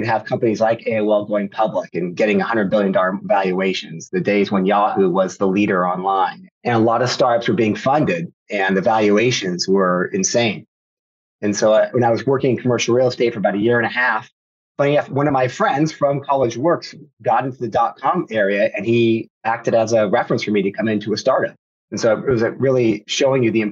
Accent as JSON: {"language": "English", "town": "Sacramento", "region": "California", "country": "United States", "tie": "born or raised there", "said": "family's from Sacramento. So I'm in Northern California, always born and raised."}